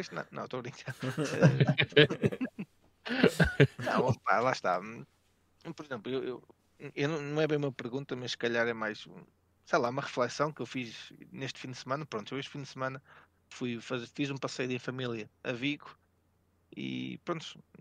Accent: Vila Nova de Gaia, Norte, Portugal; eu sou da zona de Gaia, ou pronto, no Porto

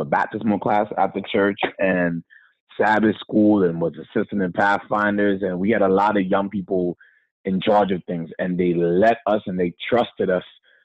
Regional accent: Poughkeepsie, New York, United States; also born or lived in Brooklyn, New York / Boston / Philadelphia; I grew up in the Mid-Hudson SDA Church in Poughkeepsie, New York.

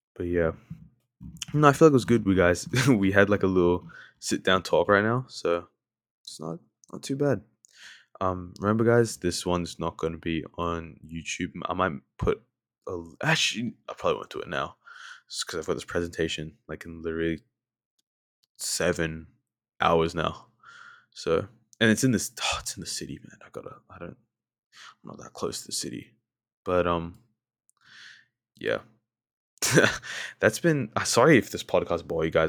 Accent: Australia; accent: Australian; I sound very, very Australian

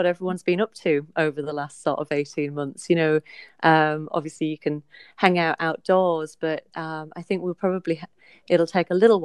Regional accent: the North East, North East England, United Kingdom; moved away as an adult; also born or lived in York; now in Suffolk, United Kingdom; I'm from the Northeast originally

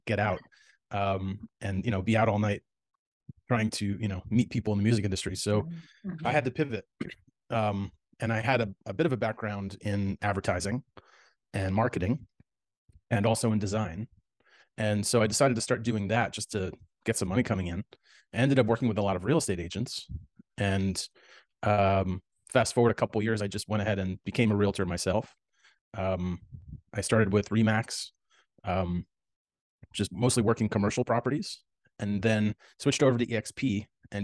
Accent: New York City, New York, United States; moved away as an adult; now in Los Angeles, United States; I grew up in the New York City area

